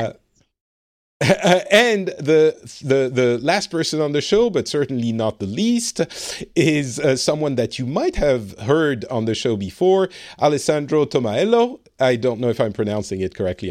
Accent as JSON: {"language": "English", "country": "France", "moved": "yes", "lives_now": "Finland", "said": "I live in Finland. I am originally from France"}